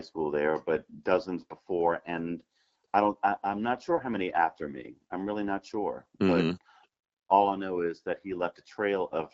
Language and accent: English; St. Catherine of Siena Parish, Louisiana, United States; I grew up in St. Catherine of Siena Parish.